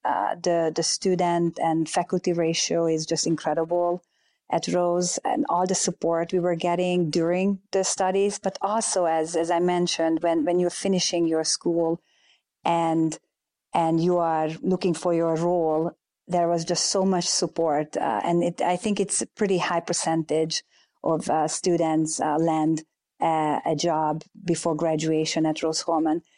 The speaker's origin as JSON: {"language": "English", "country": "Hungary", "tie": "born or raised there", "moved": "as an adult", "lives_now": "United States", "said": "growing up in Hungary"}